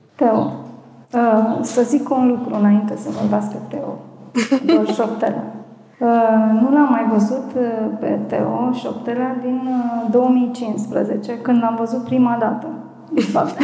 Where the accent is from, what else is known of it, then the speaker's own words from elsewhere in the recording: Botoșani, Botoșani County, Romania; sunt din Botoșani